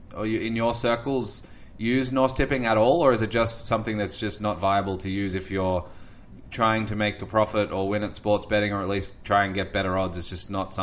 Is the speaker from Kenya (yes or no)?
no; Melbourne, Victoria, Australia; growing up in Australia, and you know, we in Melbourne had a holiday for a horse race called the Melbourne Cup